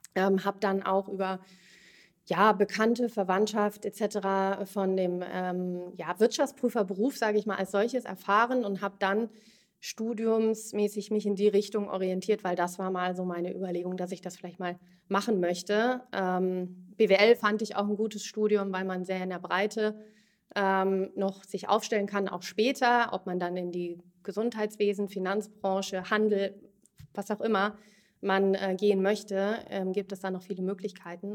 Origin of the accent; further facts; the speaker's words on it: Bad Homburg, Hesse, Germany; also born or lived in Frankfurt / Zurich; Ich bin ursprünglich aus Bad Homburg, groß geworden dort